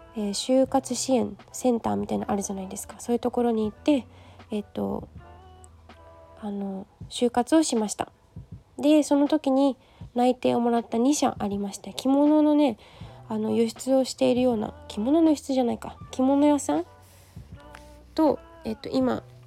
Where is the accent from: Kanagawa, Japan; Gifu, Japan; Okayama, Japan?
Kanagawa, Japan; Yokohama; also born or lived in Kochi Prefecture / Kashiwa, Chiba; 神奈川県横浜市港南区出身で、小学校卒業するまで、十二歳まで地元横浜におりました